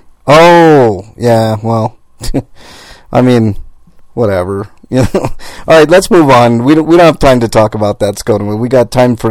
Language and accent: English; Denver, Colorado, United States; I was born and raised in Denver, and it's, like, ingrained here